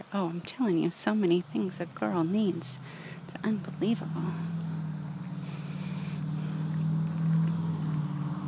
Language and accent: English; Southern California, United States; now in Northern California, United States; growing up in Southern California